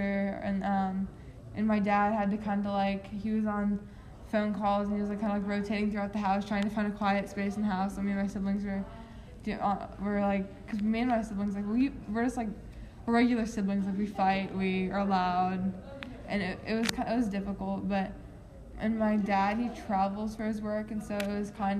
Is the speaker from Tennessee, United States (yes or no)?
yes; Nashville, Tennessee, United States; now in Nolensville, United States; I was born and raised in Nashville